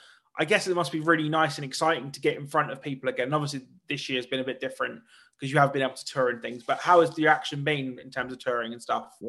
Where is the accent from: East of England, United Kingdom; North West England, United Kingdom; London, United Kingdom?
East of England, United Kingdom; So where I come from in the UK, I come from the absolute, so the UK's got like a big ass at the very east. I'm there